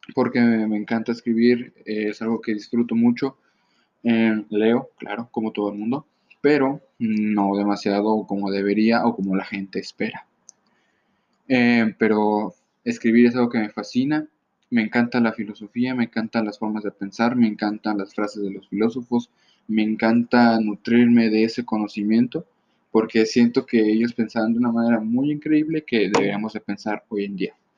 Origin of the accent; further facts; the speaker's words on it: Mexico; soy de México